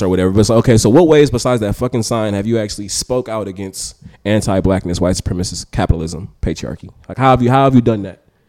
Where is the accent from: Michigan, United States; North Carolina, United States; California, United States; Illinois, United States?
California, United States; Oakland; I'm from North Oakland, lived in North Oakland till I was fourteen, then I moved to the East